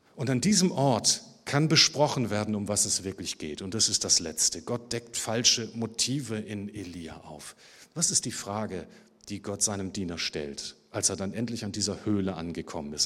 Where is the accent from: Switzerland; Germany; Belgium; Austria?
Germany; Hamburg; Ich bin ja im Süden Hamburgs geboren